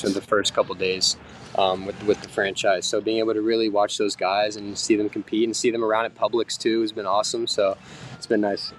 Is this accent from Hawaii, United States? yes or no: no; Miami, Florida, United States; growing up in Miami